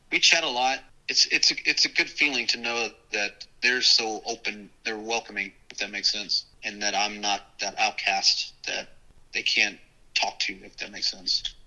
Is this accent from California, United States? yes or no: no; Dallas, Texas, United States; also born or lived in Corpus Christi, Texas / New Orleans, Louisiana; he got transferred to Dallas